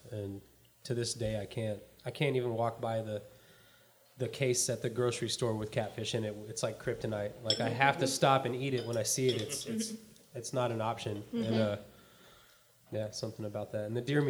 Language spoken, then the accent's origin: English; Texas, United States; born or raised there; moved away